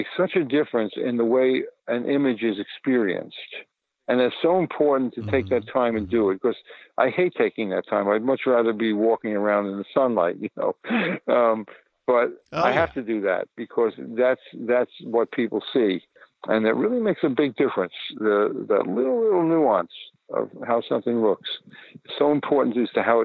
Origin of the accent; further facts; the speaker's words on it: New York City, New York, United States; I was born in the Bronx. In 1942.